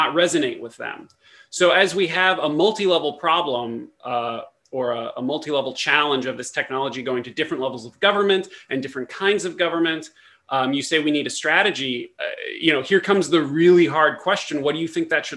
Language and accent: English; United States; as an American